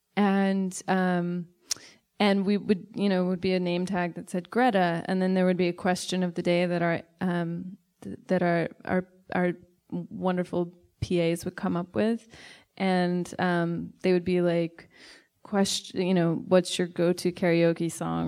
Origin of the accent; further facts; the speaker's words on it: Sacramento, California, United States; I am from Sacramento and I love it